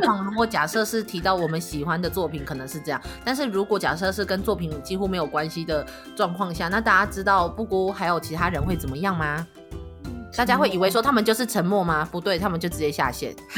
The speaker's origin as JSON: {"language": "Chinese", "country": "Taiwan", "said": "以我们就是台湾人的感受来说"}